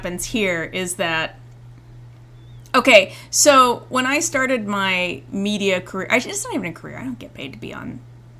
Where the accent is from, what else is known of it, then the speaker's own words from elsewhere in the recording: Indiana, United States; moved away; growing up in Indiana